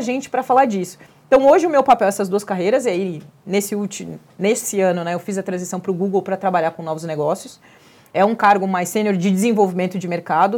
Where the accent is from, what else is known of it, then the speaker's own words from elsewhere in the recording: Pelotas, Rio Grande do Sul, Brazil; now in São Paulo, Brazil; Eu sou gaúcha. E acho que dessas microagressões, a cidade que eu venho, a maior punição que um escravo poderia ter nesse país era ser mandado para Pelotas